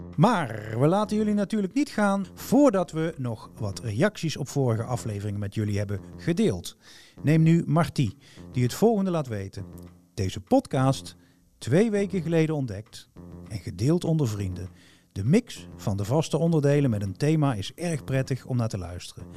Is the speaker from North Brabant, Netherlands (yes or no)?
yes; North Brabant, Netherlands; accent: Brabants; Ik heb een Brabants accent. Daar ben ik me terdege bewust van.